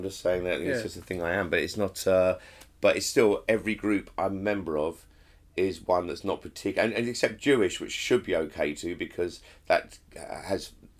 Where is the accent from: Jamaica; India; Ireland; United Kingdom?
United Kingdom; England; My status as an English person